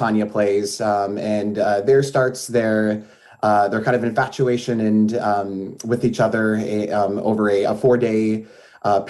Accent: Springfield, Illinois, United States; moved away as an adult; now in Champaign, United States; I'm actually originally from the Springfield area

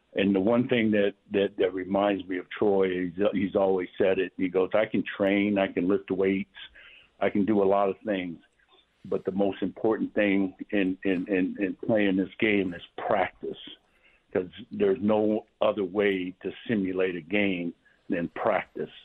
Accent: Manu'a, American Samoa; moved away; growing up in American Samoa.

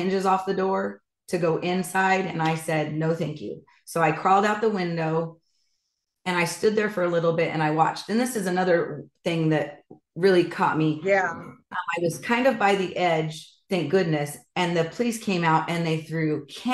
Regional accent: Idaho, United States; I'm from Idaho.

